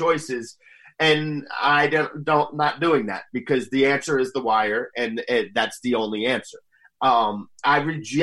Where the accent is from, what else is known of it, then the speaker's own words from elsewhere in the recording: Northern New Jersey, United States; I am from Northern New Jersey